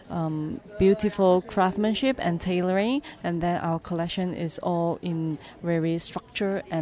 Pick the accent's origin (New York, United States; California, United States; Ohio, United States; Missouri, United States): New York, United States; I came from New York and I graduated from Parsons